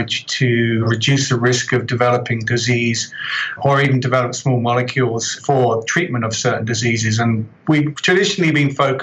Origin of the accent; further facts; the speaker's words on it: just south of London, South East England, United Kingdom; moved away as an adult; also born or lived in Birmingham, United Kingdom / Calgary, Canada; now in Edmonton, Canada; So you can probably tell from my accent, I'm originally from the UK, just south of London.